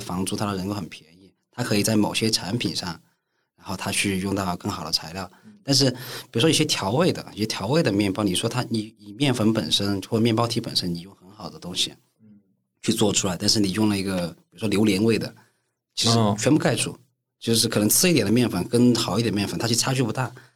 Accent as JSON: {"language": "Chinese", "town": "Chengdu", "region": "Sichuan", "country": "China", "said": "我成都人"}